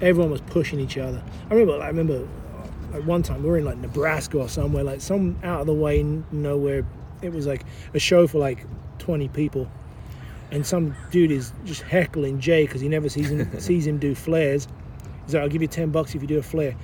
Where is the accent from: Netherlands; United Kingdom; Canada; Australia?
United Kingdom; England; also born or lived in London; now in United States; growing up in England, we built our own shit.